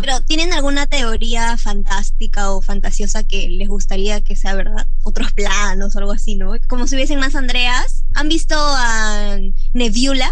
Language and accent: Spanish; Cusco, Peru; yo soy de Cusco